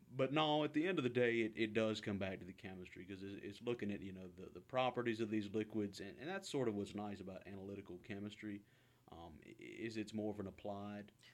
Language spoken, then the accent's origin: English; Halifax, Virginia, United States; moved away as an adult; now in Kingston, Canada; originally from, and uh, this is kind of an added layer of, of humor to it, uh, Halifax, but the one in Virginia